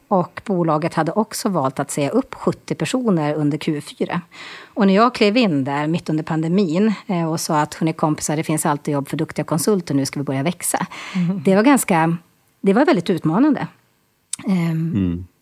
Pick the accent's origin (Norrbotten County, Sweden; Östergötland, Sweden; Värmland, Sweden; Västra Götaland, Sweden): Norrbotten County, Sweden; Boden; accent: Norrlänning; also born or lived in Stockholm; Född och uppvuxen i Boden, bor i Boden och här i Stockholm.